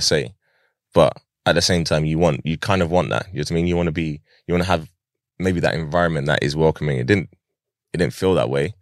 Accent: Pinner, London, United Kingdom; I lived in different places in Harrow in, throughout my childhood. And, uh, I grew up in, like, probably the majority of the time that I grew up was in Pinner

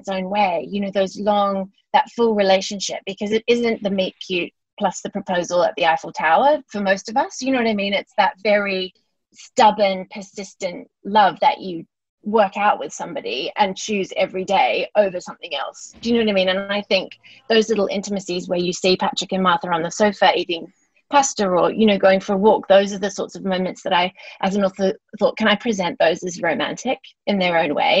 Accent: New Zealand; also born or lived in London; now in Australia; I'm from New Zealand originally, and I've lived in Australia for a long time

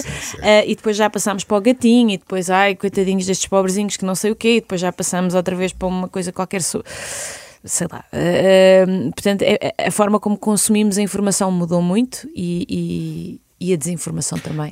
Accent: Lisbon, Portugal; also born or lived in Vidigueira / Serpa; Eu nasci em Lisboa, mas a minha família é alentejana

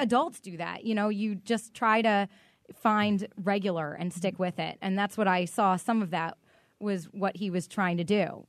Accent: Boston, Massachusetts, United States; I grew up in Boston

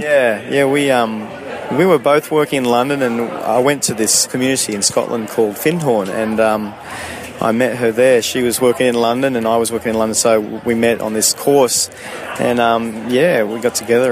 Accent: Sydney, New South Wales, Australia; moved away as an adult; also born or lived in Canada / United Kingdom / South America; I grew up in Sydney until I was about 22

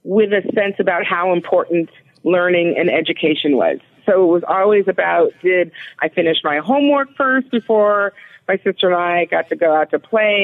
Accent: Los Angeles, California, United States; moved away; also born or lived in Philadelphia; I grew up in Los Angeles in a neighborhood

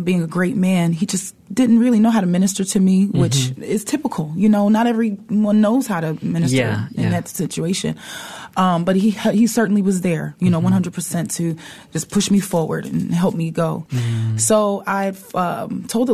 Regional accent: Philadelphia, Pennsylvania, United States; moved away as an adult; also born or lived in Washington State; now in Seattle, United States; I'm originally from Philadelphia.

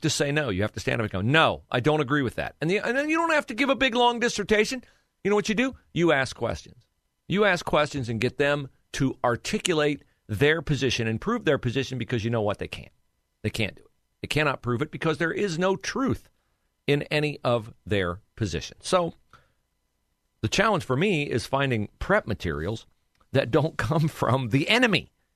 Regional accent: West Liberty, Ohio, United States; near my hometown of West Liberty, Ohio

